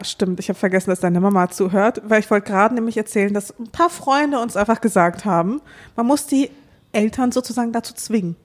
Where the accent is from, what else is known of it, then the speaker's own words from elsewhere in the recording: Dortmund, North Rhine-Westphalia, Germany; now in Berlin, Germany; ich bin ja in Dortmund aufgewachsen